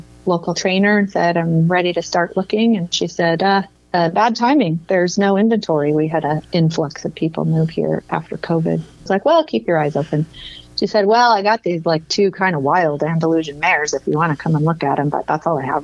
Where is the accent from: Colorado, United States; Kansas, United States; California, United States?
California, United States; Southern; moved away as an adult; now in Denver, United States; I grew up in Southern California in a kind of deserty climate